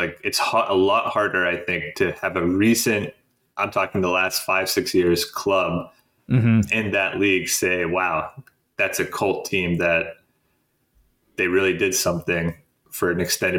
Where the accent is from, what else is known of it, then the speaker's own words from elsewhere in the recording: United States; as an American